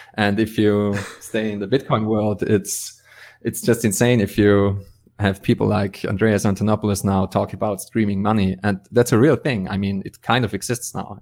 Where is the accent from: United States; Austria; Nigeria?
Austria; I'm from Austria